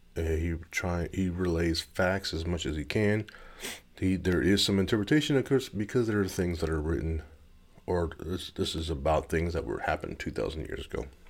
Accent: Gardena, California, United States; now in Missouri, United States; I was born in Gardena, California. I live in Missouri

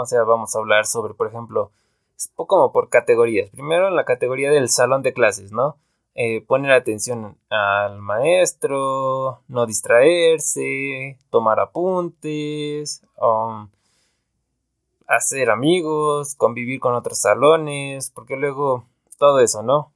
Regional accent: Veracruz, Mexico; now in Pachuca, Mexico; soy originario de Veracruz, pero llevo viviendo mucho tiempo acá en una ciudad que se llama Pachuca, en México.

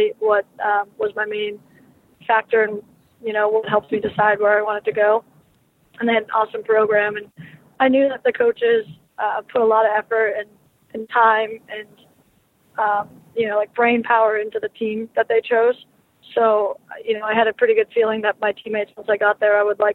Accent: Massachusetts, United States; I'm originally from Massachusetts, so I was always a Bruins fan growing up

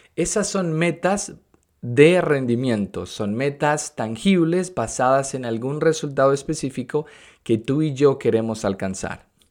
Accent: Venezuela; moved away as an adult; now in United States; soy de Venezuela, en el 2011 me mudé de Venezuela a los Estados Unidos

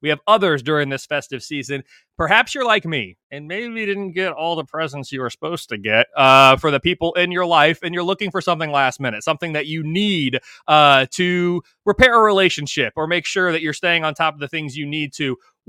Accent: Central Indiana, United States; we're both from Central Indiana, her family's here, business is here, everything's here.

